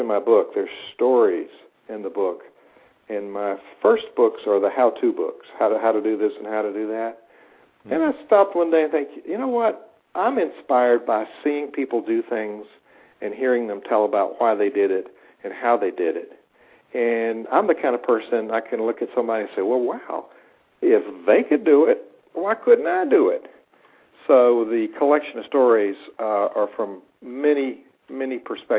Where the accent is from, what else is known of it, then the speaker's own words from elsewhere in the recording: the South, United States; now in Blacksburg, United States; I come from the South